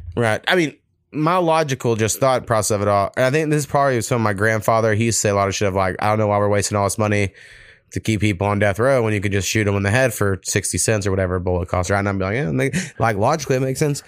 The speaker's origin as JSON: {"language": "English", "town": "Waurika", "region": "Oklahoma", "country": "United States", "tie": "born or raised there", "said": "my hometown of Waurika"}